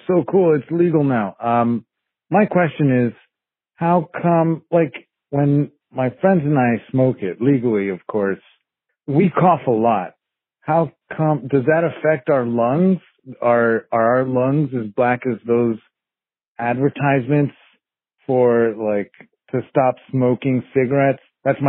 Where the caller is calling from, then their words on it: New Jersey, United States; I'm calling from New Jersey.